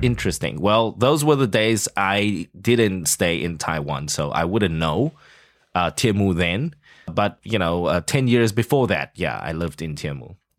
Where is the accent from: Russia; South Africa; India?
South Africa; moved away; growing up in South Africa